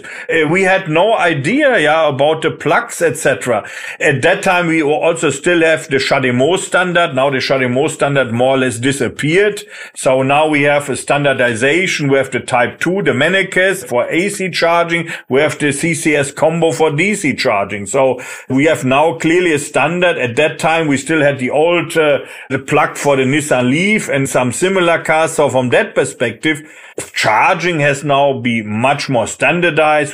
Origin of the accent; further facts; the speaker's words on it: Germany; moved away as an adult; now in France; I'm German, but I'm also French. Uh, so I'm spent here 16 years in France, even more if I count my studying time here